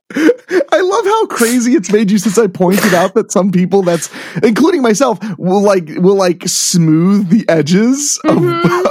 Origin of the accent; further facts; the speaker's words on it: Midwest, United States; I grew up in the Midwest